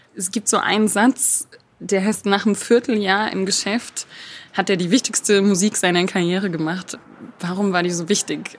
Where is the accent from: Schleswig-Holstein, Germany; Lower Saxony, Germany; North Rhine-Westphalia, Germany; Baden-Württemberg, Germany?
Baden-Württemberg, Germany; Stuttgart; accent: Swabian; now in Berlin, Germany; wenn ich mal länger wieder in der Heimat bin, dann hört man mir das sofort an.